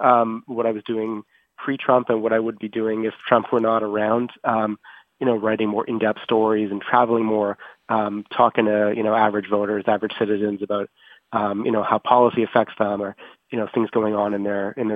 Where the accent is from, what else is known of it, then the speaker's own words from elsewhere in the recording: Canada; moved away as an adult; now in Washington, United States; as a Canadian correspondent in Washington